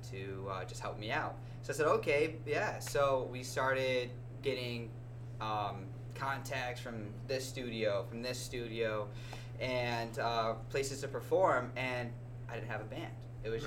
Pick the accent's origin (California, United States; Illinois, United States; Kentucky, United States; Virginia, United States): Illinois, United States; Chicago; we're from Chicago